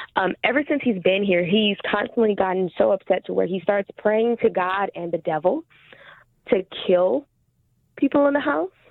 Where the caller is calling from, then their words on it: California, United States; I am calling from California